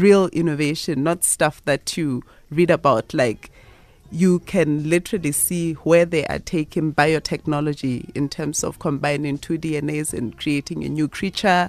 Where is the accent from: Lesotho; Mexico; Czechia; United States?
Lesotho; I was born in Lesotho.